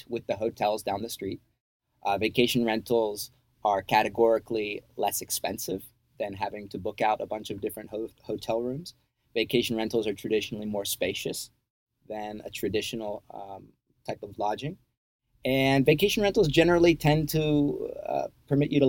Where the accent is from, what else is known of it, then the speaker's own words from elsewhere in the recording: New Jersey, United States; moved away as an adult; also born or lived in Virginia / Costa Rica; now in Panama; I'm originally from New Jersey